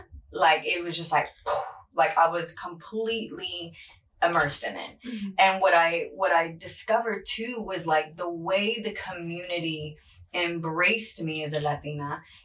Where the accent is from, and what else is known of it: North Carolina, United States; born or raised there; accent: country twang; English is a second language; moved away as an adult; also born or lived in Ecuador; now in Miami, United States